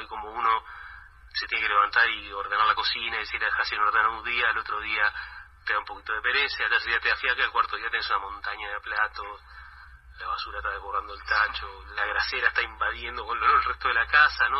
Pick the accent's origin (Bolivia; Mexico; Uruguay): Uruguay